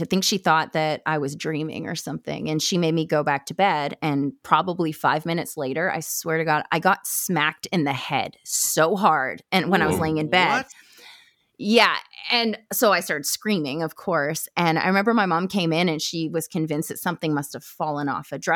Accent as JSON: {"language": "English", "area": "Vancouver Island", "region": "British Columbia", "country": "Canada", "tie": "born or raised there", "also_born_or_lived": "Campbell River, British Columbia / Duncan, British Columbia", "said": "I am from Vancouver Island in BC. So I'm Canadian. And I lived in a really small town growing up, a couple of them actually, kind of up and down the island"}